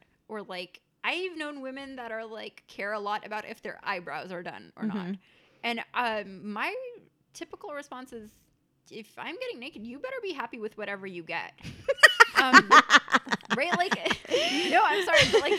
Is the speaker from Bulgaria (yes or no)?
no; India; Yeah, I'm Indian.